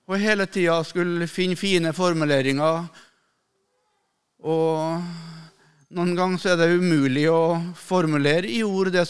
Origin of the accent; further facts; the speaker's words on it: Melhus, Trøndelag, Norway; når jeg var guttunge hjemme på Rødde, der jeg vokste opp, i Melhus i Trøndelag